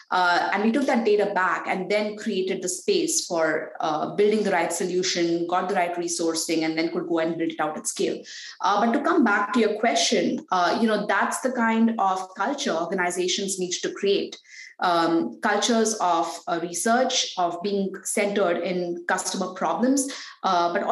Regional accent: Mumbai, Maharashtra, India; now in Palo Alto, United States; I was born and raised in Mumbai

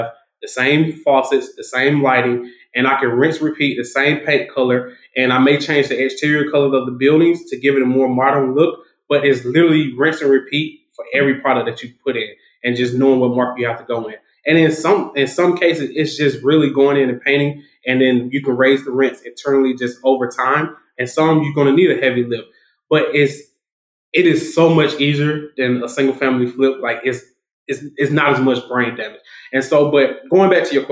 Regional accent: Macon, Georgia, United States; It's in Macon, Georgia. So it's from my hometown. So my first multifamily is in my hometown.

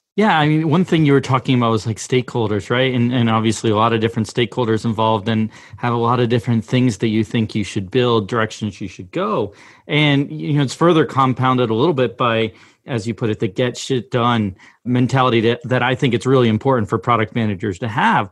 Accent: Massachusetts, United States; moved away; also born or lived in Pittsburgh / San Francisco; I grew up in Massachusetts, always a big Celtics, Red Sox, you know, fan

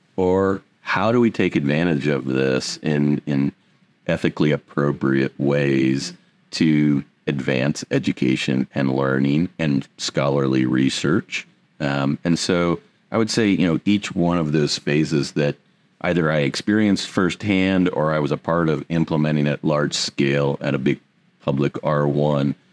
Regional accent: Indiana, United States; also born or lived in Pearl Harbor, Hawaii; I had the opportunity to come back to my roots. I'm originally from Indiana.

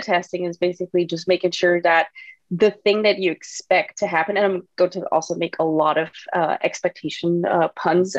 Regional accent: Germany; moved away; I'm not from the U.S. I'm from Germany originally

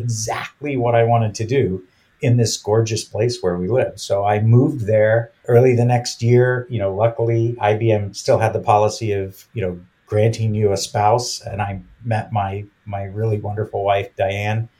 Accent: Houston, Texas, United States; moved away; also born or lived in New York City / England; I grew up, to the extent that I grew up, in Houston, Texas

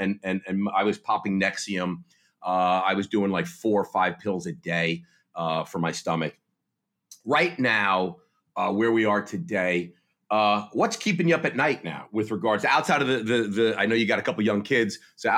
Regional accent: New Jersey, United States; I'm from New Jersey.

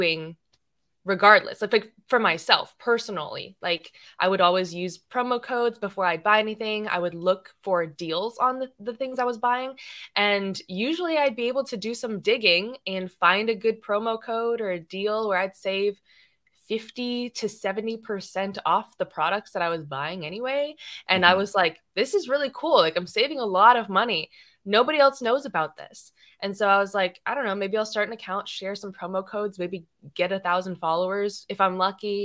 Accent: Atlanta, Georgia, United States; I'm from Atlanta, Georgia

